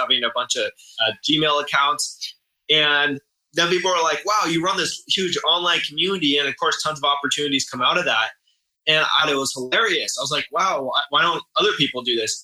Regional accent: San Diego, California, United States; san diego my hometown

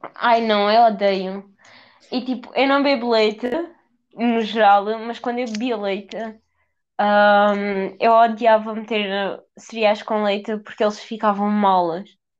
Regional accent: Portugal; tenho 18 anos e, e, sou de Castro

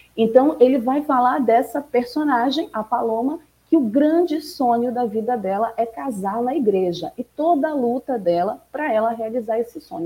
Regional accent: Pará, Brazil; daqui da minha terrinha, de além do Pará

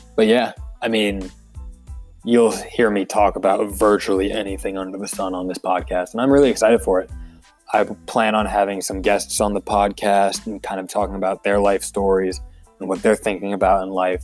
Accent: Philadelphia, Pennsylvania, United States; born or raised there; also born or lived in Pittsburgh, Pennsylvania

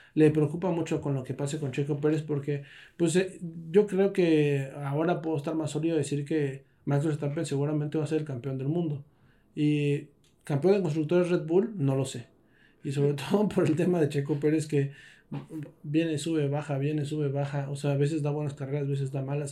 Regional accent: Mexico; somos mexicanos

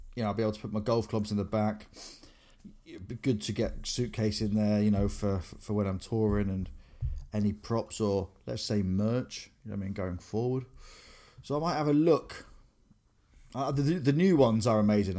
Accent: Grimsby, Yorkshire and the Humber, United Kingdom; moved away as an adult; also born or lived in Cleethorpes / Exeter; growing up in Grimsby, V K H on Victoria Street

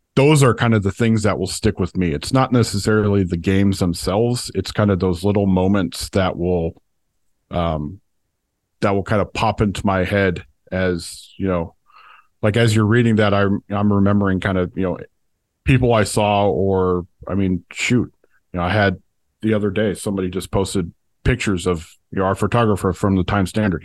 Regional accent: Oakland, California, United States; moved away; I grew up in Oakland

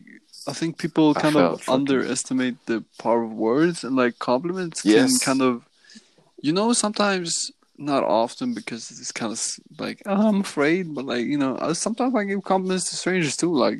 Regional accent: Sweden; also born or lived in Southampton / Gothenburg; I'm from Sweden.

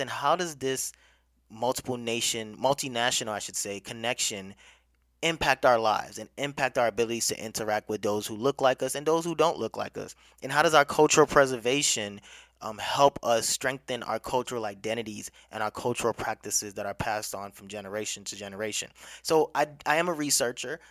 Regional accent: Nigeria; now in United States; Nigeria is my home country

